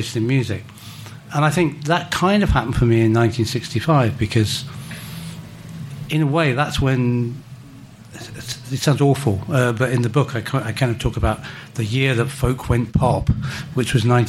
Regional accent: London, United Kingdom; I was from South London

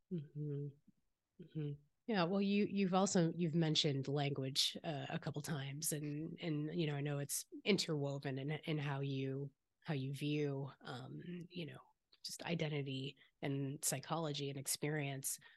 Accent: the Bay Area, California, United States; I grew up here in the Bay

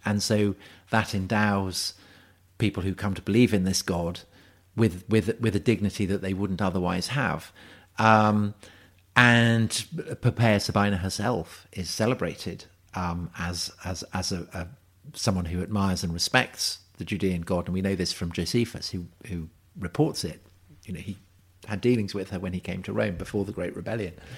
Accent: Salisbury, South West England, United Kingdom; I grew up in Salisbury

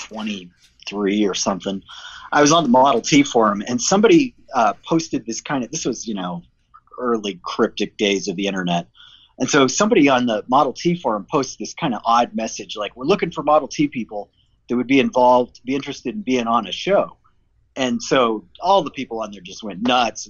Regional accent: Colorado, United States; I grew up in Colorado

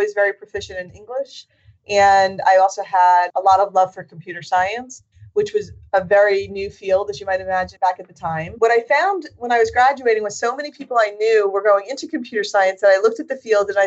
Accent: New Jersey, United States; I'm born and raised in New Jersey

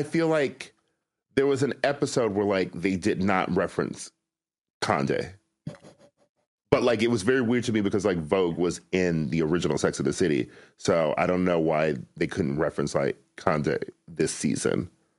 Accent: Milwaukee, Wisconsin, United States; I'm from Milwaukee, mm-hmm. you know, very like Midwest mall culture.

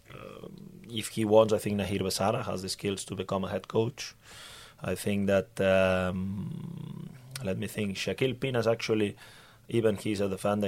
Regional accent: Barcelona, Catalonia, Spain; English is a second language; moved away as an adult; also born or lived in Norway / Denmark; now in Sweden; I come from Barcelona

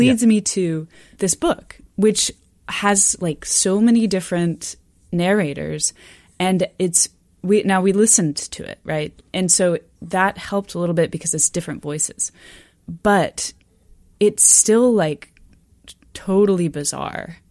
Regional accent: Austin, Texas, United States; moved away as an adult; also born or lived in Arkansas; now in Canada; I'm from Texas, but I grew up in Austin

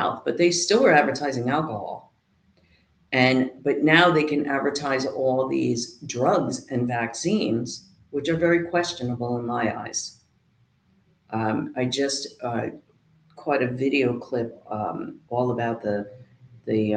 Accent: New Jersey, United States; also born or lived in South Carolina; now in Norfolk, United States; I'm from Jersey

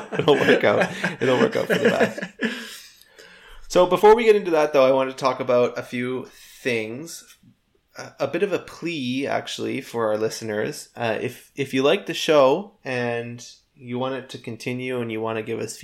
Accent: Canada; we are Canadian

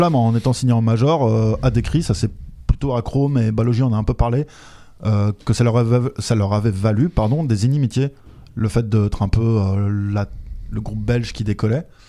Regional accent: France; also born or lived in Belgium; je suis français

